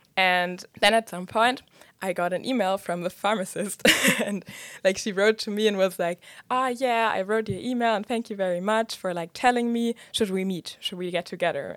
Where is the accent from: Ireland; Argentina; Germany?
Germany; moved away; I was raised in Germany